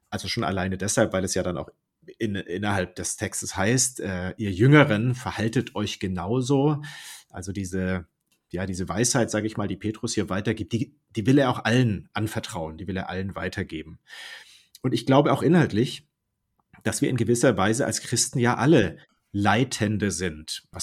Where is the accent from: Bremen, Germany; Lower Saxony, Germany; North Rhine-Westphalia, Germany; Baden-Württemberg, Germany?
Baden-Württemberg, Germany; ursprünglich komme ich aus dem Ländle, aus Baden-Württemberg, zwischen Stuttgart und Karlsruhe.